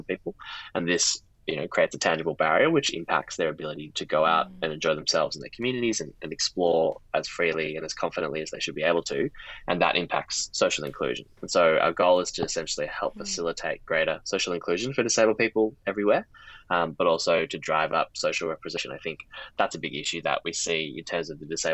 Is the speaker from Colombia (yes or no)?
no; Melbourne, Victoria, Australia; moved away as an adult; also born or lived in Oxford, United Kingdom; now in London, United Kingdom; I'm from Melbourne